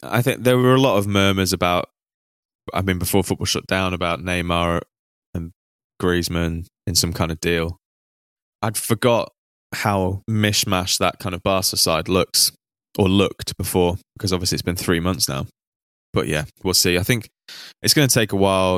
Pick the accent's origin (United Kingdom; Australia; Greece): United Kingdom; Manchester, North West England; So I grew up in Manchester. I actually grew up not too far from Withenshaw.